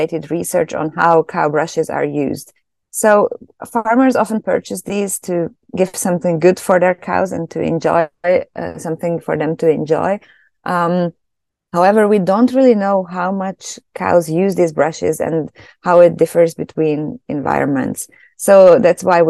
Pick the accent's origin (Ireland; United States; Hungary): Hungary; moved away as an adult; also born or lived in Germany; now in Canada; I'm originally from Hungary, so that's where I studied.